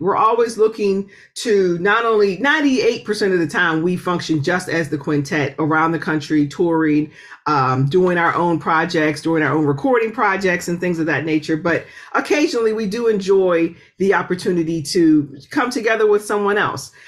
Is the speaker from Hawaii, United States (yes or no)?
no; Pittsburgh, Pennsylvania, United States; moved away; I'm originally from Pittsburgh uh, which is an incredibly musical city